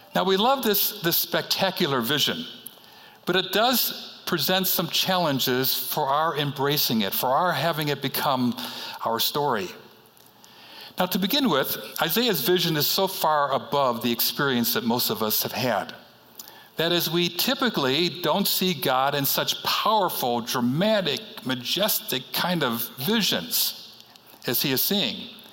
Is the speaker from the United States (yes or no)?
yes; Chicago, Illinois, United States; moved away; I am from Chicago, and I grew up on the city's uh, north side, northwest side